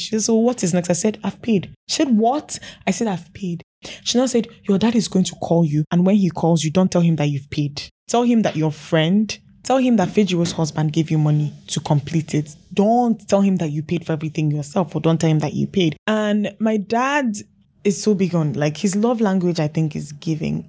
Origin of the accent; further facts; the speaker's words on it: Enugu, Enugu State, Nigeria; moved away as an adult; now in Lagos, Nigeria; I was born in Enugu, did most of my growing up in Enugu.